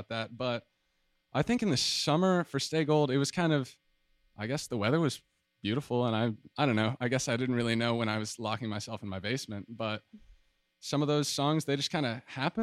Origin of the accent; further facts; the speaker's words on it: Atlanta, Georgia, United States; moved away as an adult; now in San Marcos, United States; I'm from Atlanta, Georgia